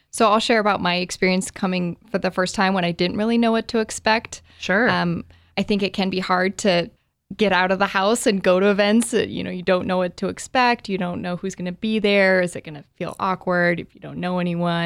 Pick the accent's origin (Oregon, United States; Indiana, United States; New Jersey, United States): Oregon, United States; Bend; now in Portland, United States; I am an Oregonian, born and raised in Bend, Oregon, have been living in Portland for the last five years or so